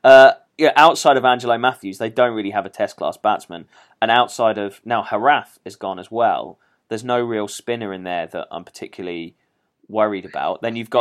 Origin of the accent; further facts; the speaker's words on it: England, United Kingdom; we English